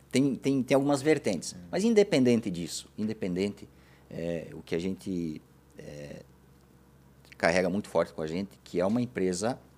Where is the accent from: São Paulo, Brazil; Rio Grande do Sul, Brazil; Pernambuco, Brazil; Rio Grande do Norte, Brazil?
Rio Grande do Sul, Brazil; moved away as an adult; also born or lived in Erechim, Rio Grande do Sul / Videira, Santa Catarina; now in Blumenau, Brazil; estudei em Erechim no Colégio Agrícola, mas sou natural do Rio Grande do Sul.